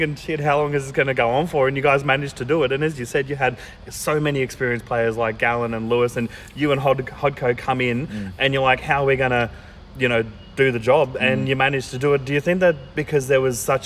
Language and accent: English; Queensland, Australia; as a Queenslander